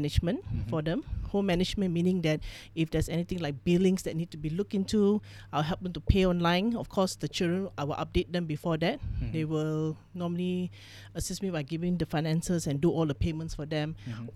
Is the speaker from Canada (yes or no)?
no; Malaysia; So my father is Filipino Thai. My mom's Chinese. So I'm third generation in this country.